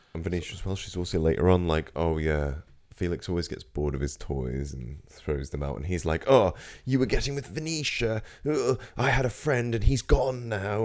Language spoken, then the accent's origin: English; Norfolk, East of England, United Kingdom; I'm from Norfolk